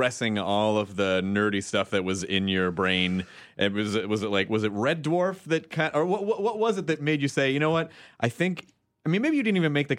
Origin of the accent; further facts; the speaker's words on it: United States; as an American